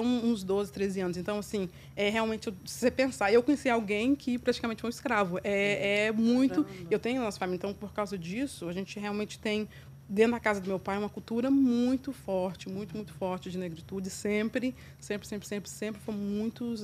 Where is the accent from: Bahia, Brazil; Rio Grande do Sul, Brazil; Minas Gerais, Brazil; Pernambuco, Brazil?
Minas Gerais, Brazil; Formiga; also born or lived in São Paulo, Brazil; now in New York, United States; Nasci do interior de Minas, na cidade de Formiga. E, na verdade, eu, eu, morei entre Minas e São Paulo, então eu me considero tão quanto formiguense ou mineira, como também paulista